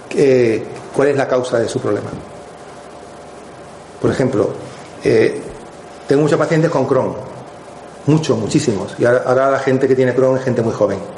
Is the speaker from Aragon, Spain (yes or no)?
no; Madrid, Community of Madrid, Spain; moved away as an adult; also born or lived in Morocco; now in Estepona, Spain; Entonces, luego, con tres años, fui, a Madrid. Y Madrid fue mucho para mí cuando tenía 19 años. Entonces, vine para Estepona, me fui a vivir a Estepona.